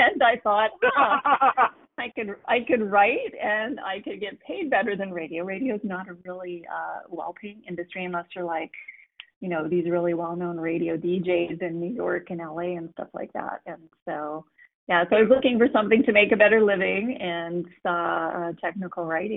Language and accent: English; Calgary, Alberta, Canada; I was born in Calgary, Alberta, Canada